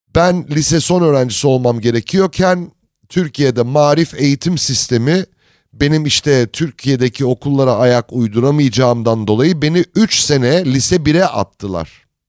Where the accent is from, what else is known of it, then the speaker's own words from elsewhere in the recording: United States; moved away; also born or lived in Turkey; Amerika'da büyüdüm